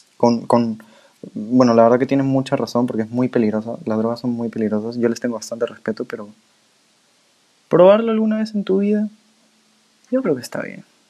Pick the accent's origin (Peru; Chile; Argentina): Peru; nosotros somos de Perú